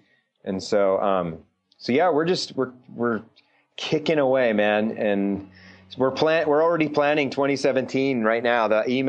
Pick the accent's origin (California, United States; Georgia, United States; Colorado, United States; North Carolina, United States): California, United States; Bay Area; moved away; also born or lived in Anaheim, California; I grew up in the Bay Area, so Reggie Jackson, and then I moved to Anaheim